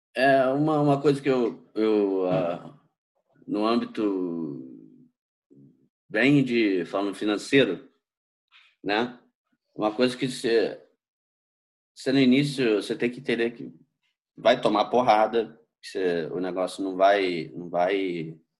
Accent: Rio de Janeiro, Brazil; also born or lived in São Paulo; sou nascido e criado aí no Rio de Janeiro

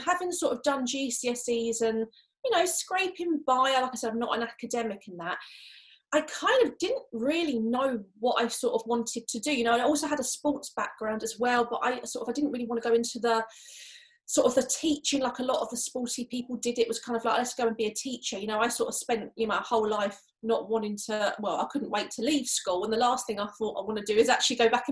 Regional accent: Canterbury, South East England, United Kingdom; I'm literally only 5 miles away from where I grew up, which was in Canterbury in Kent

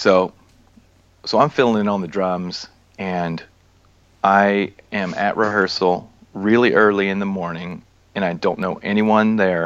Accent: Atlanta, Georgia, United States; moved away as an adult; also born or lived in California; now in Nashville, United States; that's where I'm born and raised in Atlanta.

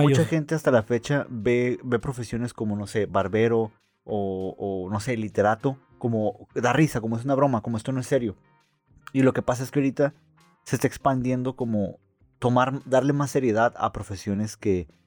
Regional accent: Mexico; pues soy mexicano

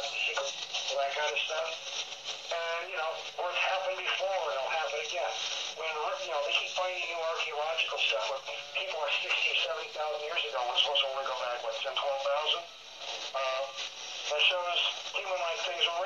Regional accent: Las Vegas, Nevada, United States; moved away; also born or lived in Omaha; I grew up in Vegas by Area 51

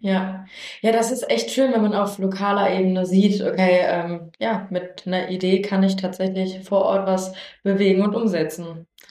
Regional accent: Lower Saxony, Germany; ich komme aus Niedersachsen

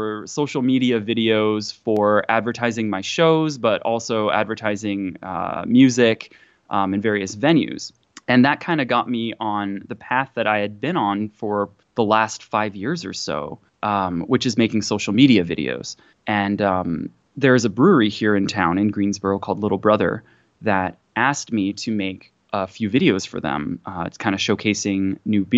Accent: Tokyo, Japan; now in United States; I was born and raised in Japan, Tokyo, Japan, to a mixed family

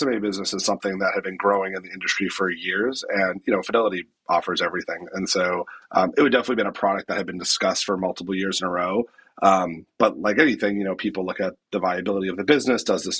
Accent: Massachusetts, United States; I grew up outside of Boston

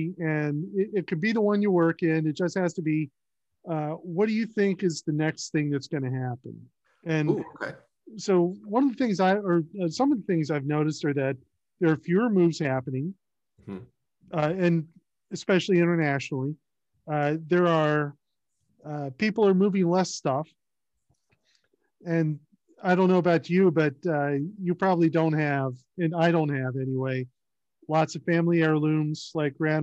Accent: North Carolina, United States; also born or lived in Worcester, Massachusetts; now in Virginia, United States; I'm from North Carolina

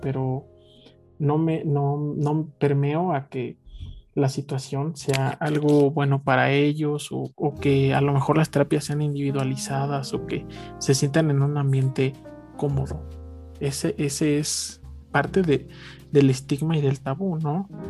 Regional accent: Mexico; los malos hábitos que tenemos como mexicanos

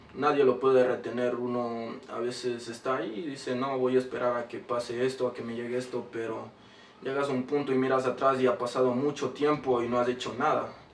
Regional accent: Quito, Pichincha, Ecuador; also born or lived in Chota / Imbabura; Nací aquí en Quito

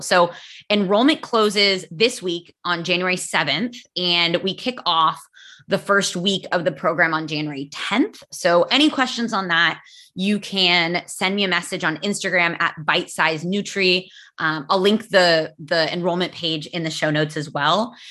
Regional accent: United States; first language English; I am American and my English is native

